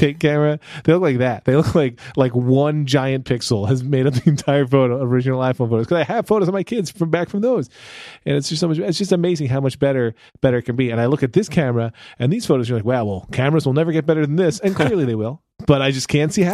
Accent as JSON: {"language": "English", "country": "United States", "said": "I'm from America"}